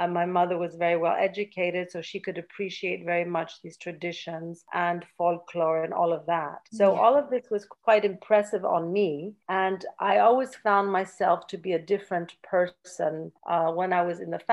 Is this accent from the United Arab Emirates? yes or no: no; Canada; also born or lived in Athens, Greece; I was born in Athens, and at a very early age, around 3 years old, we had to suddenly leave Greece due to a dictatorship. And I was brought to Canada, and that's where I grew up